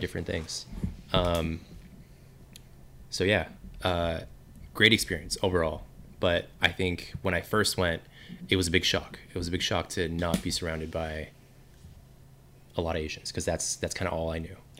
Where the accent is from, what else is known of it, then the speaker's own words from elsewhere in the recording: Walnut, California, United States; I was born born in Southern California. Pretty much been in SoCal my whole life, but I grew up in a city called Walnut